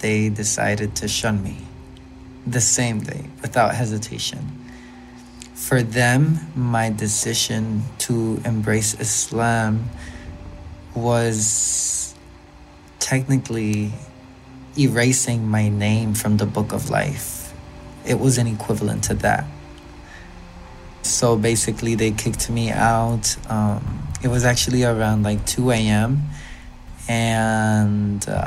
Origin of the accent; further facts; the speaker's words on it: Puerto Rico; We have a phrase here in Puerto Rico